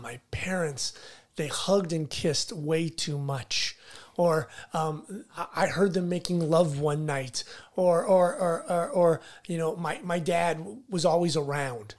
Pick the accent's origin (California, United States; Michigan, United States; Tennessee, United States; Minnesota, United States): California, United States; La Habra; I grew up in La Habra